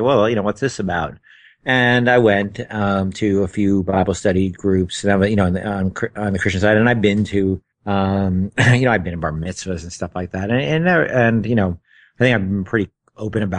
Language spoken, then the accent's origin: English; Northern New Jersey, United States; also born or lived in New York City; I was born in New York City, and I grew up, and a year or so later, I moved to New Jersey